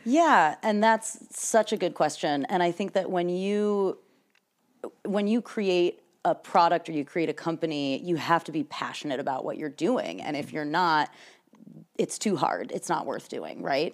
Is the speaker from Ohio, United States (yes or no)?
no; Michigan, United States; moved away as an adult; also born or lived in New York City; now in San Francisco Bay Area, United States; I'm originally from Michigan.